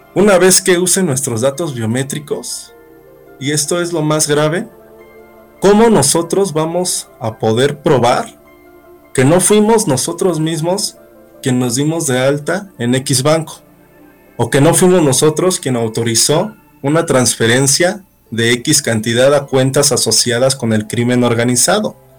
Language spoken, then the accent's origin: Spanish; Mexico; como buen mexicano